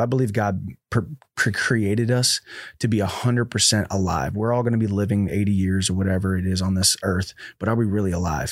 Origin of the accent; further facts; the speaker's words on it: High Ridge, Missouri, United States; We're from High Ridge